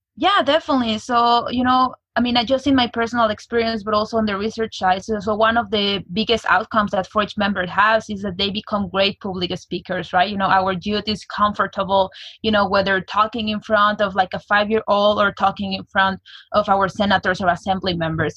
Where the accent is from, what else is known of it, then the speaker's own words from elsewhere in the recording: Mexico City, Mexico; now in United States; I was born and raised in Mexico City